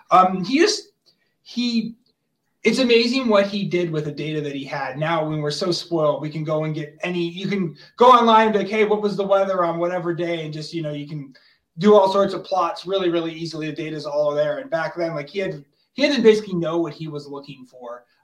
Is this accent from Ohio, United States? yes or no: no; Plymouth, Massachusetts, United States; moved away; also born or lived in Colorado; I grew up in Massachusetts, but in Plymouth, so right on the water